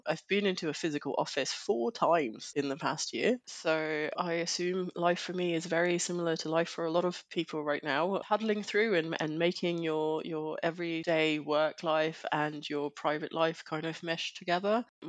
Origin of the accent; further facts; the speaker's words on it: Denmark; English is a second language; So I'm from Denmark.